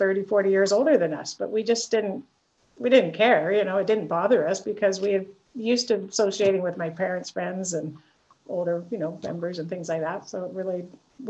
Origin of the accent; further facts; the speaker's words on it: Victoria, British Columbia, Canada; I'm actually born and raised in Victoria